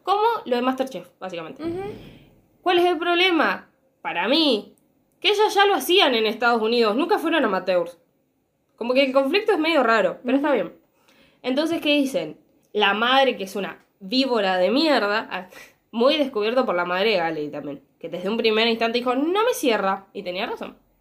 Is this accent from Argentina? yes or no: yes; Argentina; yo soy argentina